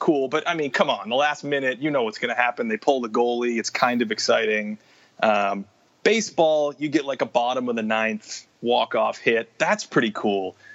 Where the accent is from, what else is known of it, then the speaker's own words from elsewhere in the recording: Boston, Massachusetts, United States; I grew up in Boston